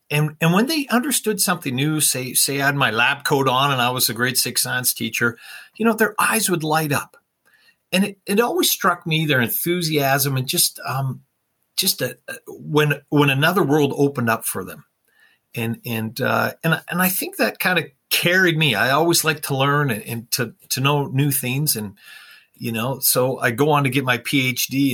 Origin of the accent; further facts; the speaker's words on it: Canada; I grew up in Canada and of course we liked watching the hockey night in Canada